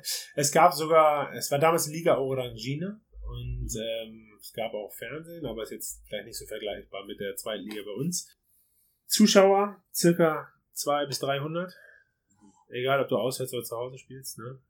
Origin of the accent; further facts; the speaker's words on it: Germany; bei uns in Deutschland